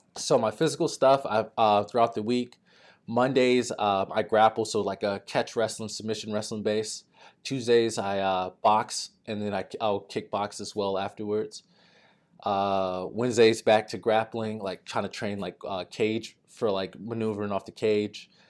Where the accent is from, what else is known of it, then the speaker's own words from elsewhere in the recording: Texas, United States; moved away as an adult; I'm a kid from Texas